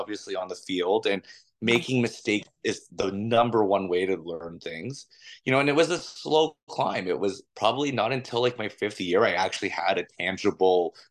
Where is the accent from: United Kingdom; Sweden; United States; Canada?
Canada; Toronto, Ontario; I'm from Toronto, so I know this city like the back of my hand. I went every form of school you possibly can imagine here.